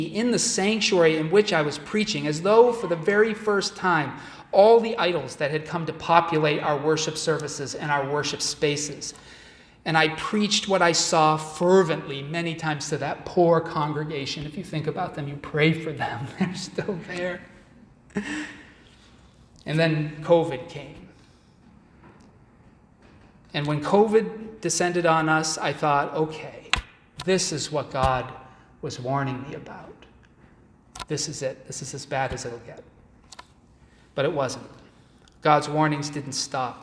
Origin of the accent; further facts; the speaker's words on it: Massachusetts, United States; moved away as an adult; now in Syracuse, United States; I was raised in Massachusetts. I've been here a few years